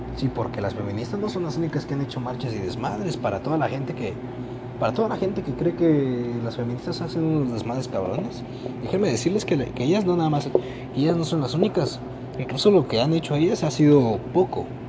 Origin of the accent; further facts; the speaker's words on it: Mexico; Así somos todos los mexicanos